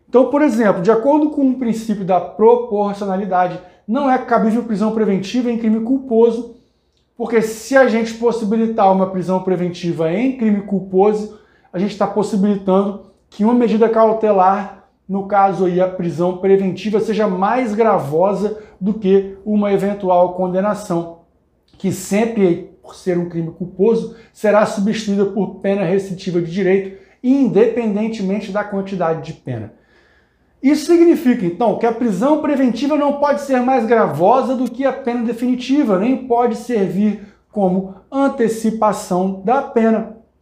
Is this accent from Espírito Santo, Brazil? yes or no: yes; Espírito Santo, Brazil; eu sou do Espírito Santo